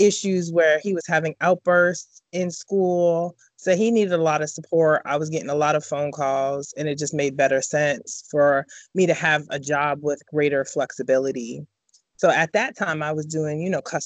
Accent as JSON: {"language": "English", "town": "Boston", "region": "Massachusetts", "country": "United States", "tie": "born or raised there", "moved": "yes", "lives_now": "Raleigh, United States", "said": "Born and raised in Boston, but I live now in North Carolina in Raleigh"}